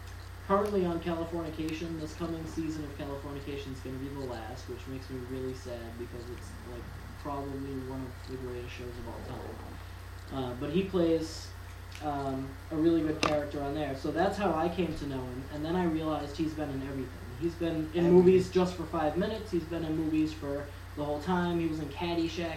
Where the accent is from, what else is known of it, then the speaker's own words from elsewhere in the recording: Webster, Massachusetts, United States; I grew up in Webster. It's a small town